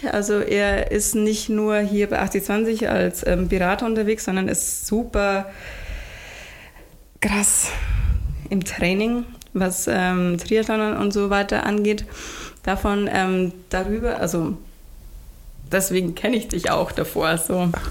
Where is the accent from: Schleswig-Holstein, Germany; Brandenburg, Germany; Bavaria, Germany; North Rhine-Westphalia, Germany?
Bavaria, Germany; Tettenwang; Aber ursprünglich komme ich aus Tettenwang.